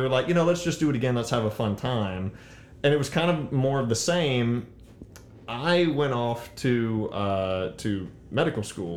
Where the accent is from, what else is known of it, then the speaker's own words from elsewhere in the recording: New Iberia, Louisiana, United States; moved away; I was raised in New Iberia